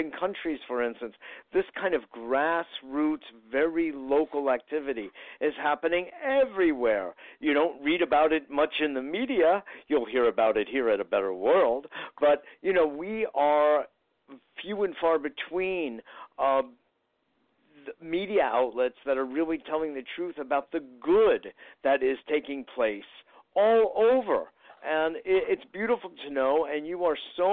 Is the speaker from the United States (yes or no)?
yes; New York, United States; I know you don't have to be from New York, but, you know, it just happens that I am